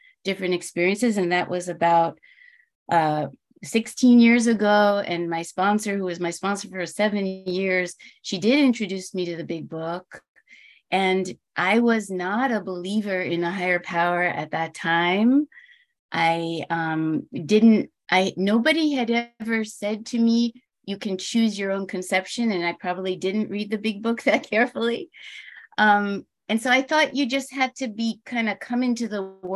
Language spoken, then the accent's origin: English; New York, United States; now in California, United States; I'm from New York